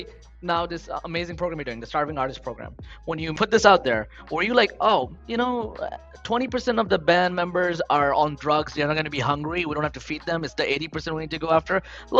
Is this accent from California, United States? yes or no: no; Queens, New York, United States; moved away; I grew up near Queensbridge. I ran to Queensbridge every day. I grew up in the projects since I've been an immigrant since 15, wow, and then worked my way up. But I grew up right next to where … is.